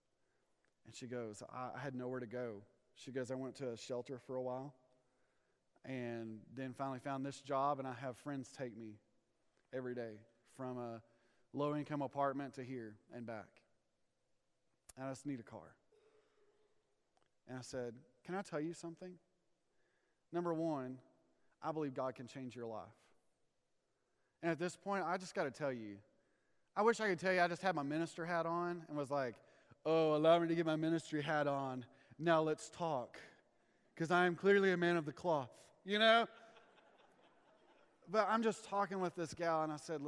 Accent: Amarillo, Texas, United States; I'm from Amarillo, Texas

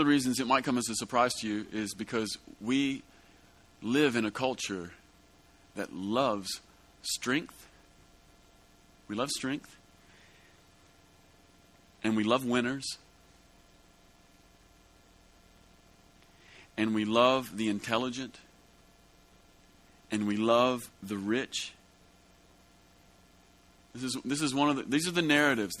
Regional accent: United States; As an American

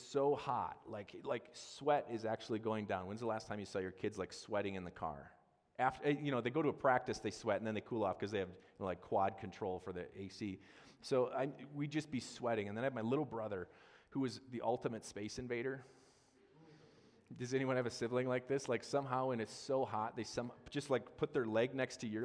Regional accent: Wisconsin, United States; growing up in Wisconsin

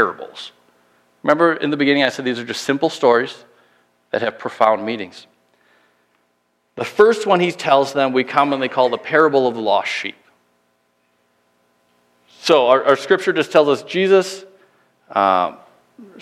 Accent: Minnesota, United States; moved away; also born or lived in Illinois; we're both from Minnesota originally, but my last church was in the middle of Illinois

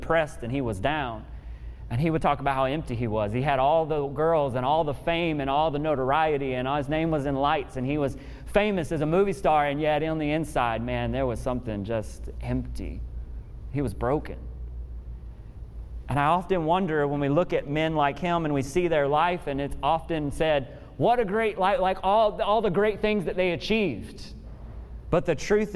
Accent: Memphis, Tennessee, United States; I grew up in Memphis, Tennessee

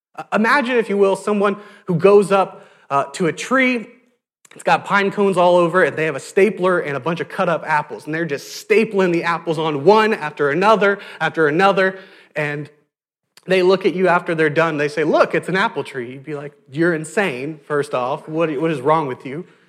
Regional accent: South Louisiana, United States; I went to Catholic school, I'm from South Louisiana, Catholic school is, is everywhere

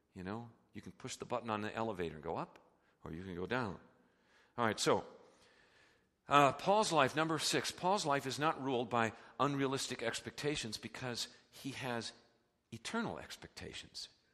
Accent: United States; we're so American, we're so consumer-driven

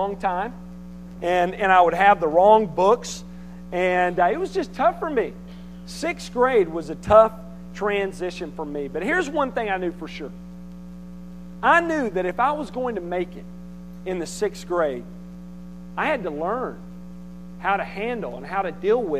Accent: Conway, United States; where I grew up in Conway

